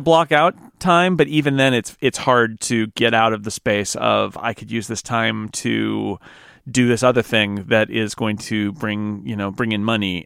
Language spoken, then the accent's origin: English; United States; as an American